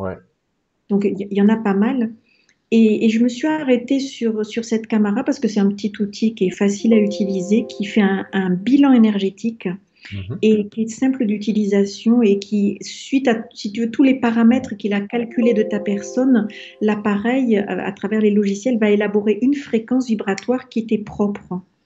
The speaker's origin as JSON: {"language": "French", "country": "France"}